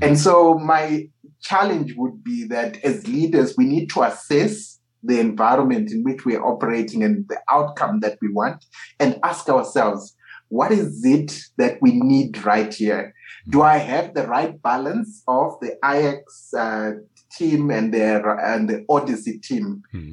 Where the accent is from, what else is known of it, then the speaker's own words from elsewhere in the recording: Harare, Zimbabwe; coming from my home country mm. of Harare, Zimbabwe.